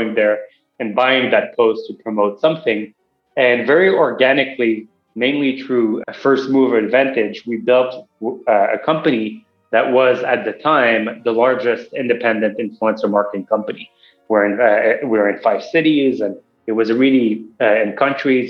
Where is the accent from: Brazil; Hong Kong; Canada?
Canada; Montreal, Quebec; moved away as an adult; now in Los Angeles, United States; I grew up in Montreal, and then after grad school, I came